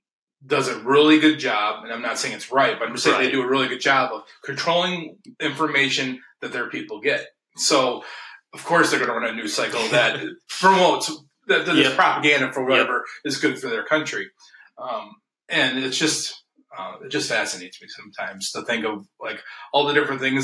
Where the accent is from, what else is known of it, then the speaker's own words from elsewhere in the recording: Alpena, Michigan, United States; I'm from Alpena, I have found two things that do well. I either tell people I'm from Detroit or Mackinac Island.